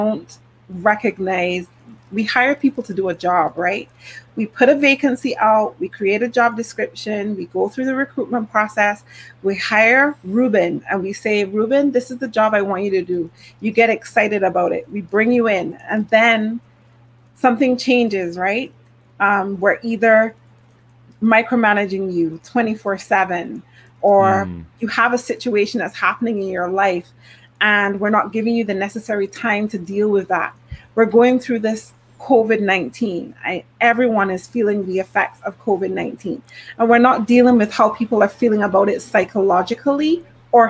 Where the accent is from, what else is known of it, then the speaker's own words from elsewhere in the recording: Barbados; I am from the beautiful island of Barbados